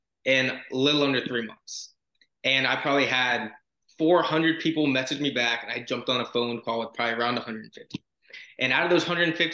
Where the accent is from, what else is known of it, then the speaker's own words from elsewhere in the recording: Florida, United States; I'm from Florida.